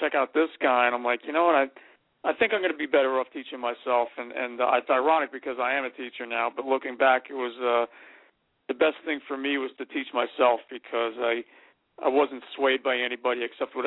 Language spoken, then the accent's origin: English; North Arlington, New Jersey, United States; I grew up in North Arlington